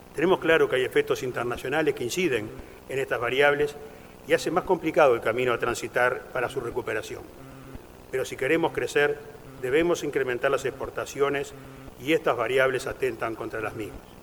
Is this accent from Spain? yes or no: no; Uruguay; Todos somos uruguayos.